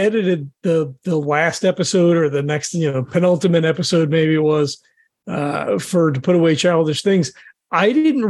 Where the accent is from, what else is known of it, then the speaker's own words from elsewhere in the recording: New Jersey, United States; I'm from Jersey.